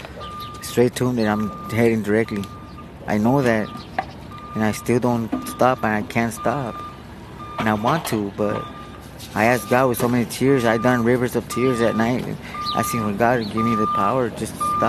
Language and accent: English; United States; moved away as an adult; also born or lived in Mexico; now in Tijuana, Mexico; I was raised in the States since I was like 3 years old. And I grew up and I got in trouble. And then I got deported almost 19 years ago. And I've been over here ever since.